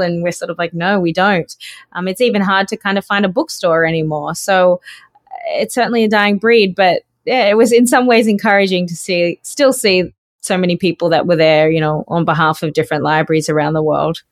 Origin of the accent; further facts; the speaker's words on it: North Queensland, Australia; also born or lived in Sydney, Australia; I grew up in North Queensland, um, on a sugarcane farm